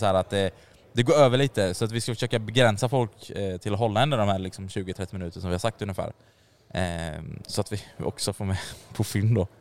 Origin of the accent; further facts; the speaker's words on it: Jönköping, Jönköping County, Sweden; Vi kommer från Jönköping vi tre